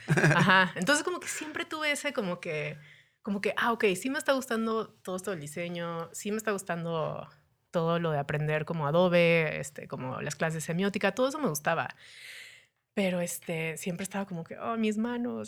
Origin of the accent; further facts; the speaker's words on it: Cancún, Quintana Roo, Mexico; moved away as an adult; also born or lived in Denver / Cholula; now in Mexico City, Mexico; después pues crecí en Cancún. Eh, Cancún es mi hogar. O sea, yo me considero 100% cancunense.